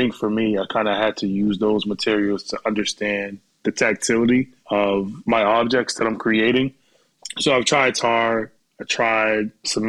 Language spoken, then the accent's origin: English; Boston, Massachusetts, United States; now in New York, United States; And I went to school in Worcester, Massachusetts, because I'm from Boston.